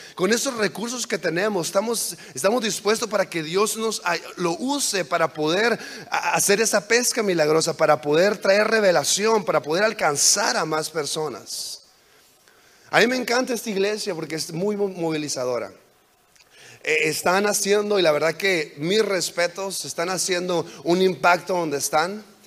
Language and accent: Spanish; on the border with California, Baja California, Mexico; moved away as an adult; also born or lived in United States / Virginia; crecí en, en México, en la frontera con California, en México